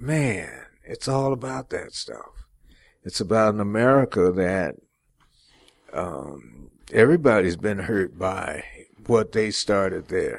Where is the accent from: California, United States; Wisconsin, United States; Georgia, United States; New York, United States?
California, United States; Los Angeles; also born or lived in Cleveland, Ohio; I was born in Cleveland, Ohio, and my dad came to California, Southern California, L.A., in 1937. Well, he came in 36. My mother and I came in 37. And I grew up in Watts